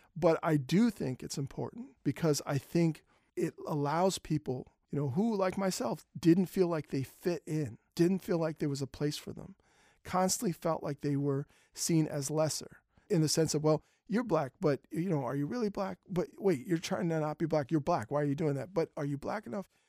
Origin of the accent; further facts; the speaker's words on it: Philadelphia, Pennsylvania, United States; When I grew up in Germantown, my neighborhood was not the best